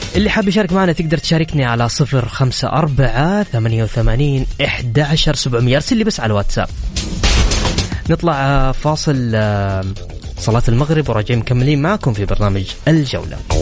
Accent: Saudi Arabia

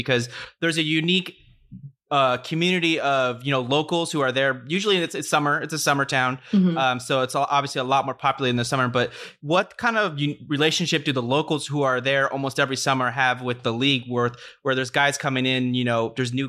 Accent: California, United States; a town near where I grew up in Southern California, near Los Angeles.

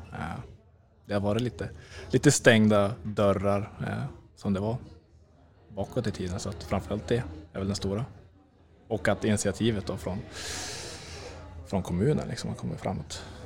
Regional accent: Norrland, Sweden; Vi är norrlänningar

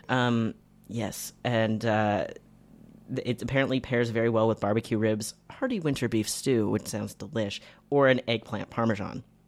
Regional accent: Canada; as a Canadian

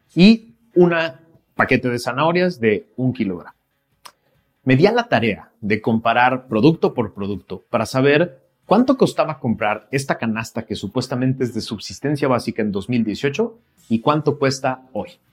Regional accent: Mexico; mexicanas y mexicanos, tú y yo

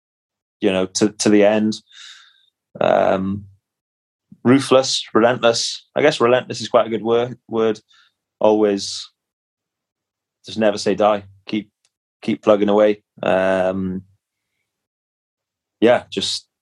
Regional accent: Cardiff, Wales, United Kingdom; my hometown is Cardiff

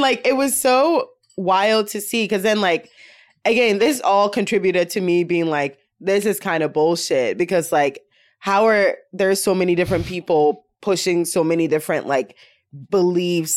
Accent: Ashanti, Ghana; now in United States; I'm from Ghana

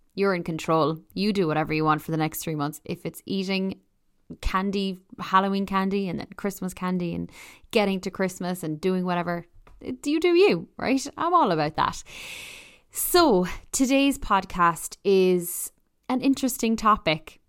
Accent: Ireland; also born or lived in Toronto; I'm Irish

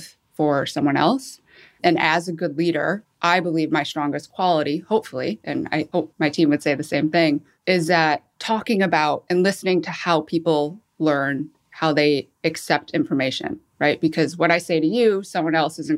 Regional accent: Michigan, United States; moved away as an adult; also born or lived in Seoul, South Korea; I was adopted, flew to Michigan, met my family, and grew up till I was 18 and lived in Michigan

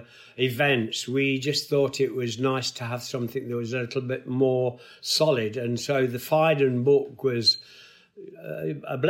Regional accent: Nottingham, East Midlands, United Kingdom; my hometown of Nottingham

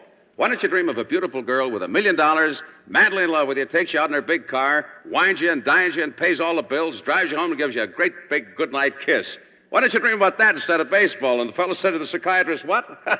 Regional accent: Milwaukee, Wisconsin, United States; I'm from Milwaukee

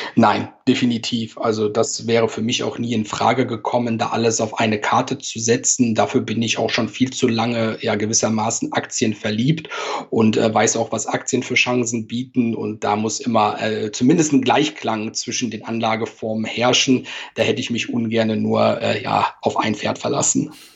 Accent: Cologne, North Rhine-Westphalia, Germany; accent: Cologne Singsang; moved away as an adult; also born or lived in Hamburg; wie man vielleicht auch ein bisschen an meinem Singsang hört, gebürtiger Kölner

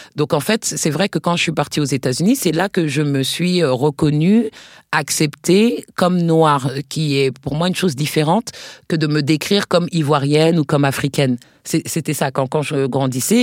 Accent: Paris, Île-de-France, France; moved away as an adult; also born or lived in New York, United States; j'avais grandi en France, je suis née à Paris

